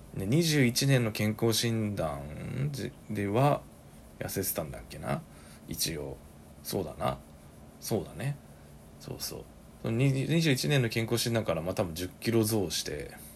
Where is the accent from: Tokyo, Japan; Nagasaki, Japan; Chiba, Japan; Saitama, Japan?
Saitama, Japan; also born or lived in Osaka; 僕が帰ってきたのも地元に帰ってきたのも